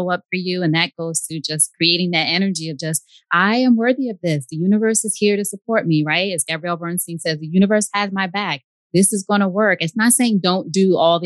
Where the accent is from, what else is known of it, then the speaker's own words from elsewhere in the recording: New York, United States; now in Georgia, United States; I'm from New York. He's from New York. We're both here in Georgia.